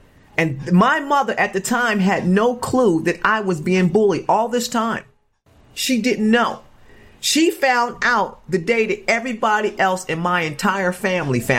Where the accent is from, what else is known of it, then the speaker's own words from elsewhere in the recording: Chester, Pennsylvania, United States; moved away as an adult; also born or lived in California; Growing up in Chester, Pennsylvania, you know, project